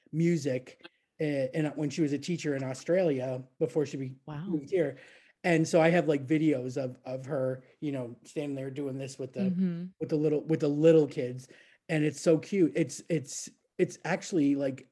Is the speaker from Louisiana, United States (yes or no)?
no; Niagara Falls, New York, United States; moved away; I'm from Niagara Falls, like on the New York side, not the Canadian